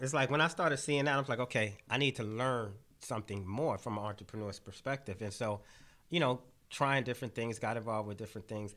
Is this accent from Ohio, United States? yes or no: no; New York City, New York, United States; I grew up in Brownsville